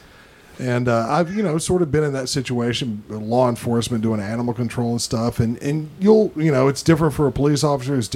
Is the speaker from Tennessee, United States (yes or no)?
yes; Tennessee, United States; I'm from Tennessee. I don't even say y'all.